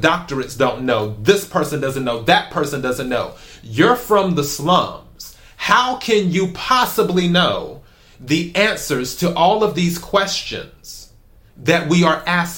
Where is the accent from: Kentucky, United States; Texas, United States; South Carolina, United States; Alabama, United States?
South Carolina, United States; moved away; also born or lived in Los Angeles; my home state of South Carolina